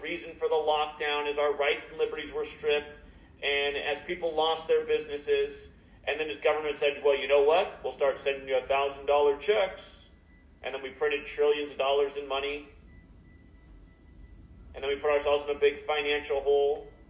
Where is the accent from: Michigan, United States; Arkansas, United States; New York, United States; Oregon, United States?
Oregon, United States; Portland; Portland, Oregon, my hometown's been all boarded up for the last 2 years